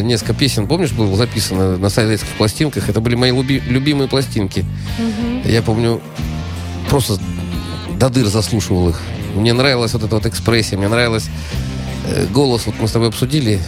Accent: Saint Petersburg, Russia; я из Петербурга

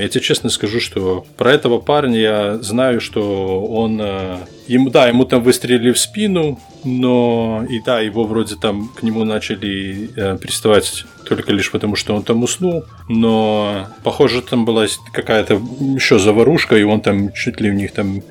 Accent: Belarus; moved away as an adult; now in United States; Я родился, вырос в Беларуси, и я переехал, приехал в Америку, когда мне было восемнадцать лет

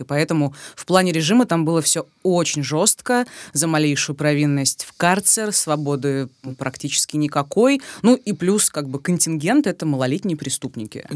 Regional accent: Rostov-on-Don, Rostov Oblast, Russia; на моей малой родине в Ростове-на-Дону

